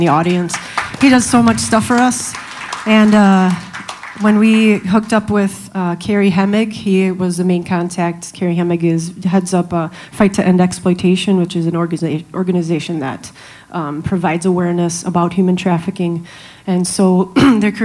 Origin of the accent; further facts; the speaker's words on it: Kenosha, Wisconsin, United States; I'm from Kenosha